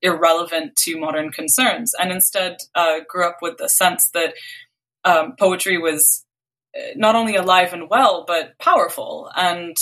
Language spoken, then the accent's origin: English; Canada; also born or lived in Beirut, Lebanon; I was born in Canada, and like we moved to Lebanon for 2 years when I was little.